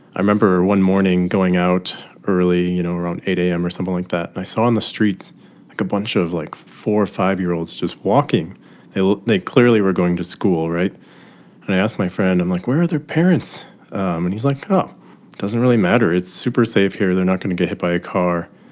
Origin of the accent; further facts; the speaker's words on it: Milwaukee, Wisconsin, United States; also born or lived in Indianapolis; now in Chicago, United States; I used to live in Indianapolis. I grew up in Milwaukee.